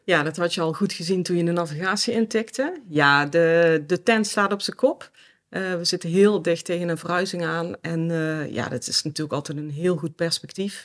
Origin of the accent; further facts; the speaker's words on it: South Limburg, Netherlands; moved away; Zuid-Limburg. Mhm. En in een gezin, ja, standaard model, mag ik dat zeggen? Sorry papa, mam. Maar in ieder geval, eh, ja, met mijn ouders en mijn broer. Ja. In een klein dorpje